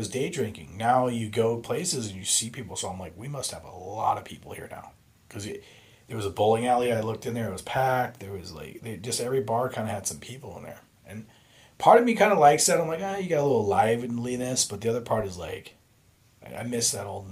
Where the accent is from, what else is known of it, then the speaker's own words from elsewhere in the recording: Phoenix, Arizona, United States; I was born in Phoenix.